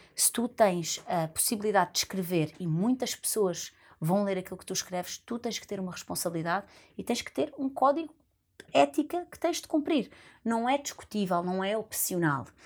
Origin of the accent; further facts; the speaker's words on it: Lisbon, Portugal; eu vinha da Lapa